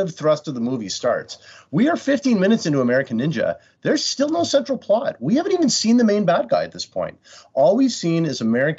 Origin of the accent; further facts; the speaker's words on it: Canada; I'm Canadian